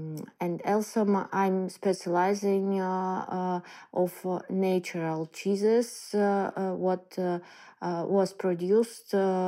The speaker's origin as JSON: {"language": "English", "country": "Ukraine", "also_born_or_lived": "Kyiv, Ukraine / Odesa, Ukraine / Luhansk region, Ukraine", "second_language": "English", "moved": "as an adult", "lives_now": "Poland", "said": "I'm from Ukraine. Last 3 years I live in Kyiv, but actually live in other region more, in Odessa, also in Lugansk region a little bit"}